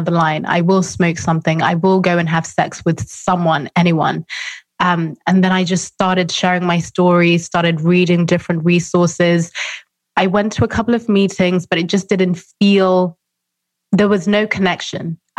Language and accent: English; Zimbabwe; I'm from Zimbabwe, I'm African, very conservative background